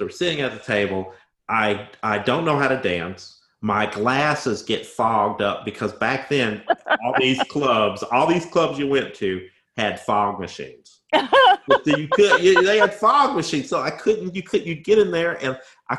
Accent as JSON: {"language": "English", "town": "Bloomington", "region": "Indiana", "country": "United States", "accent": "Southern Indiana", "moved": "yes", "said": "I was from Bloomington, Indiana, with my Southern Indiana accent."}